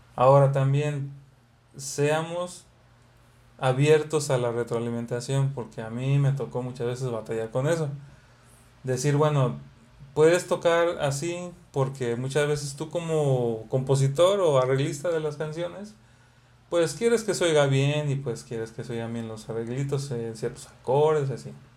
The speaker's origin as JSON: {"language": "Spanish", "town": "Xalapa", "region": "Veracruz", "country": "Mexico", "moved": "yes", "lives_now": "Monterrey, Mexico", "said": "donde venimos somos de Veracruz, de Jalapa"}